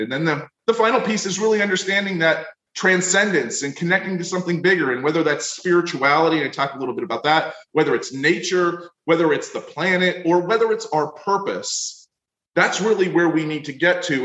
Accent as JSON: {"language": "English", "region": "Florida", "country": "United States", "said": "I come from Florida"}